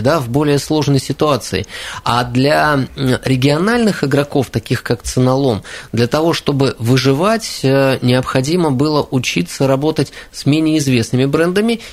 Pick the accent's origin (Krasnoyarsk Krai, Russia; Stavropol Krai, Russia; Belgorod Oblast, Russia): Krasnoyarsk Krai, Russia; Krasnoyarsk; Я как красноярец